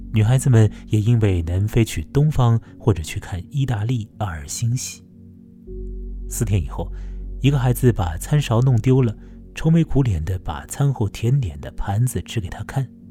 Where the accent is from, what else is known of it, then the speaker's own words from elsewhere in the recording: Chongming Island, Shanghai, China; 那是我的家乡长江近投的崇明岛